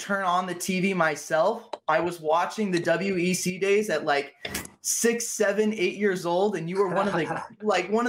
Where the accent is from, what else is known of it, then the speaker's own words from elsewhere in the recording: San Diego, California, United States; I'm San Diego born and raised